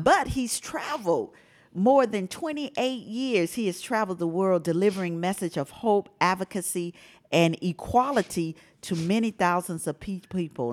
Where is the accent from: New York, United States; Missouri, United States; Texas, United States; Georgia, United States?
Georgia, United States; Atlanta; I was born and raised in Atlanta